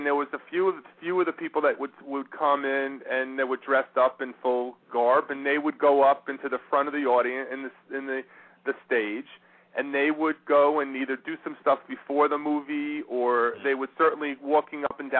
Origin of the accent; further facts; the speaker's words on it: Long Island, Nassau County, New York, United States; I grew up in Long Island in Nassau County.